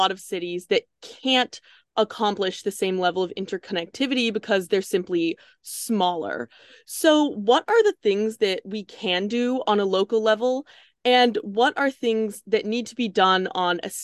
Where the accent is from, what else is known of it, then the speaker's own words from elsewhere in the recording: Bay Area, California, United States; I'm from the Bay Area